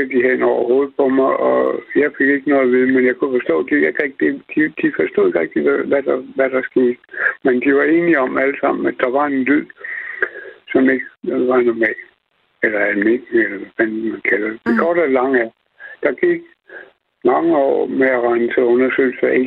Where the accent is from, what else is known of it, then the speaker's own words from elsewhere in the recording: Copenhagen, Capital Region of Denmark, Denmark; jeg kommer fra København